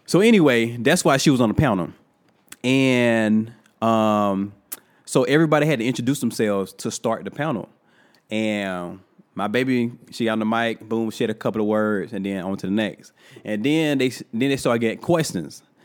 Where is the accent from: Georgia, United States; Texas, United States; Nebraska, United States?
Georgia, United States; Thomasville; I'm from Thomasville, Georgia, and I go to this dentist that been going to my entire life